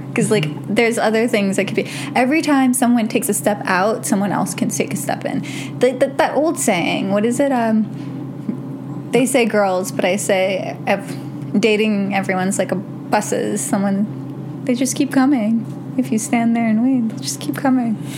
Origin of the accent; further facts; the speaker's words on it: New York, United States; I'm from New York. We're gentrified every like three months